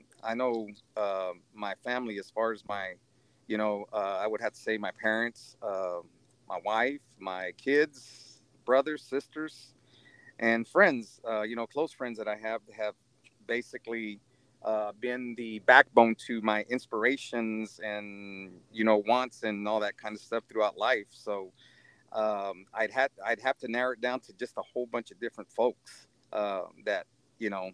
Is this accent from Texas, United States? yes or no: yes; Sandia, Texas, United States; I'm originally born and raised in Sandia. I've been here all my life